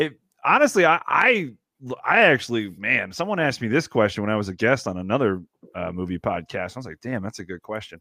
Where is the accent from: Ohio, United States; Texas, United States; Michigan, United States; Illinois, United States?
Ohio, United States; Ashtabula County; My dad owned a video store when I grew up in Ashtabula County.